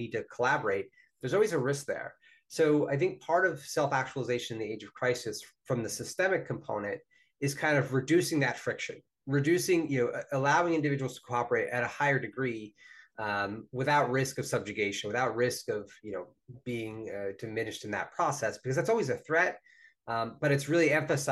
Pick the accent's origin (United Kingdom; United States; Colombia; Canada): United States; New Jersey; my home state of New Jersey